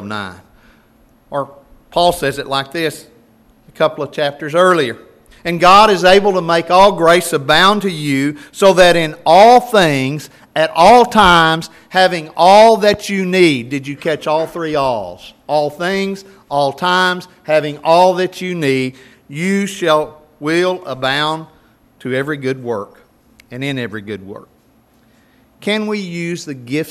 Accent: Nocona, Texas, United States; I grew up in Nocona.

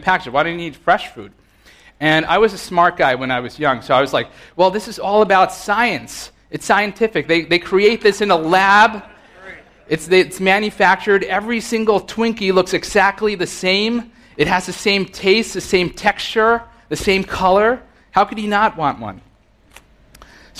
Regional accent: Rockland County, New York, United States; I grew up in Rockland County

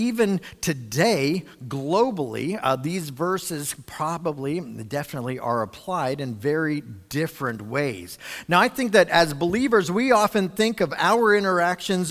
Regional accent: United States

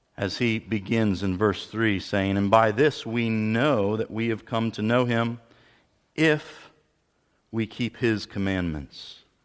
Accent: Pennsylvania, United States; moved away; I'm from Pennsylvania originally

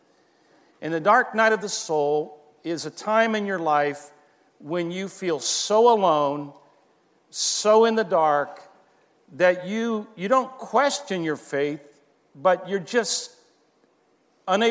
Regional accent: Miramar, Florida, United States; moved away as an adult; now in Brazil; I grew up here in Miramar, and I went to Miramar Elementary. I went to MacArthur High School, and this is where I grew up

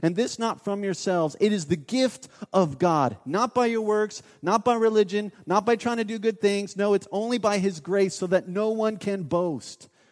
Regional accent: Mount Vernon, Ohio, United States; I grew up in a town, um, called Mount Vernon, Ohio

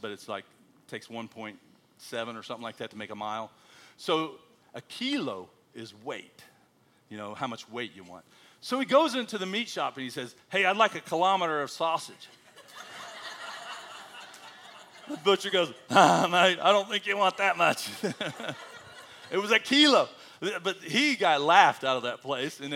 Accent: United States; moved away as an adult; now in Australia; I'm American

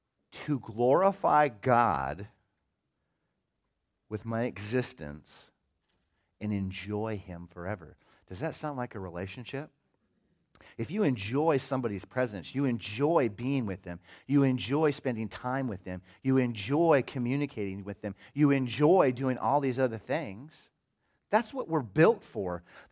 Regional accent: Des Moines, Iowa, United States; I grew up in Des Moines, Iowa, I guess in the 70s and 80s, and it was a pretty good time, you know.

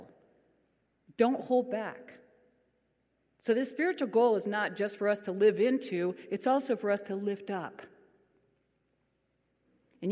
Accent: California, United States; we are the ones from California

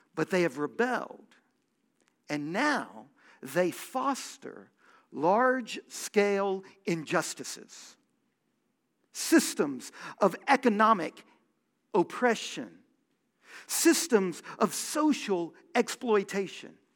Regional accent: Houston, Texas, United States; I grew up in Houston

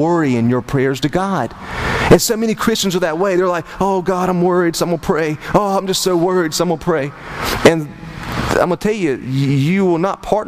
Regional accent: Turkey, North Carolina, United States; I'm from Turkey, North Carolina

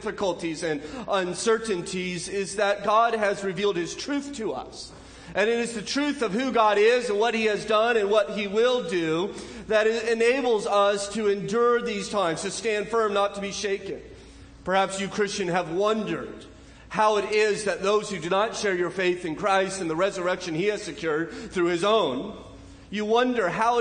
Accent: Southern California, United States; moved away; also born or lived in Northridge, California; Growing up in Southern California, you get somewhat used to them

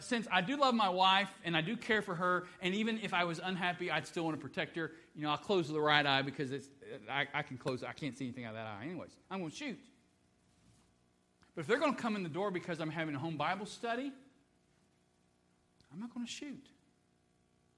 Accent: Dayton, Ohio, United States; I was born in Dayton, Ohio

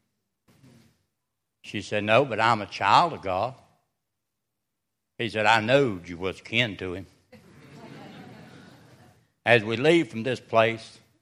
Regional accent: Wilkesboro, North Carolina, United States; I come from Wilkesboro, North Carolina

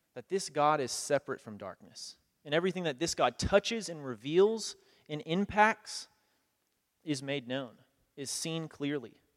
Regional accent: United States; also born or lived in Kenya; as a kid growing up in America

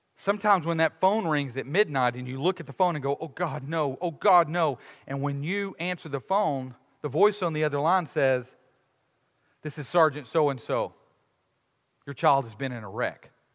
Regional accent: United States; we as American Westerners

